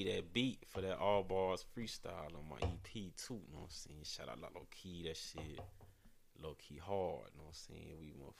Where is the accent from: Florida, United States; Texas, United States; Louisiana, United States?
Texas, United States; Houston; now in San Diego, United States; I'm motherfucking from Houston, Texas